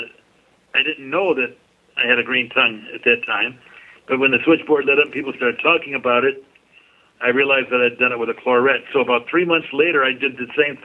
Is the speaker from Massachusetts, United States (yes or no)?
no; Detroit, Michigan, United States; in my hometown